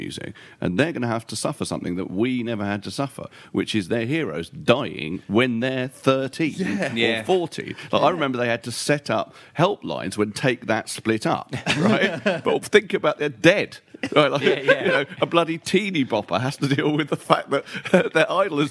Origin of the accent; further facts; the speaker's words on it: London, United Kingdom; also born or lived in Troy, New York, United States / Maida Vale, London; growing up in Dollis Hill, which is unbelievably dull and mundane part of North West London